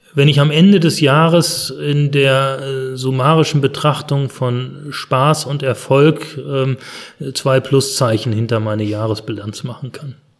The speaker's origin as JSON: {"language": "German", "country": "Germany", "said": "bei uns in Deutschland"}